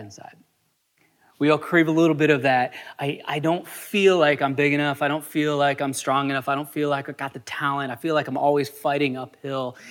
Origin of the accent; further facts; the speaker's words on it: United States; as a American culture